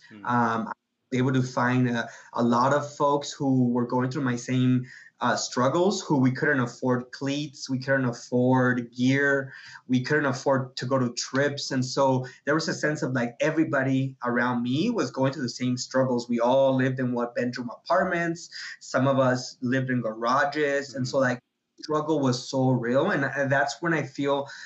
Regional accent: Guadalajara, Jalisco, Mexico; now in United States; Yeah, um, I was born in Guadalajara, Guadalajara, Mexico. Um, younger brother and I both my mom was born in Guadalajara we're all from Guadalajara we're Halicien-

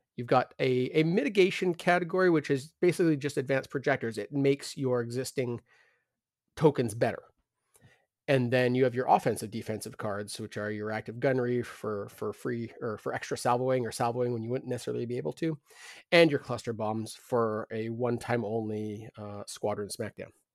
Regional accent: Canada

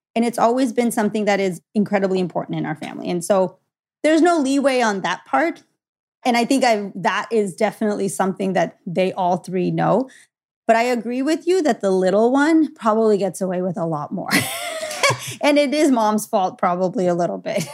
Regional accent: Los Angeles, California, United States; I was born and raised in Los Angeles.

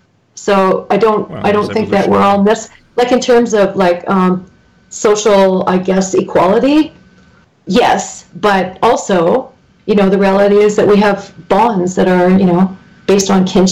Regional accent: Canada; I'm Canadian.

